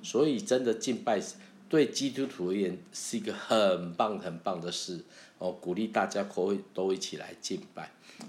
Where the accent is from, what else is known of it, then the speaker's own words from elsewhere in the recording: Taiwan; accent: Taiwanese Mandarin (台湾国语), Taiwanese accent; first language Taiwanese Hokkien; Chinese is a second language; 我会讲国语啊，可是我的国语就是台湾国语啊